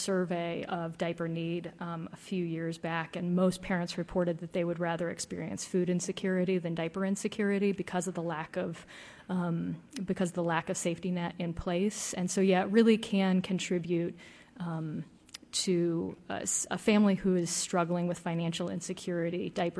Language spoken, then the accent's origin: English; the South, United States; Yeah, and I'm from the South, and so that's, I'm definitely very familiar with the statue controversy.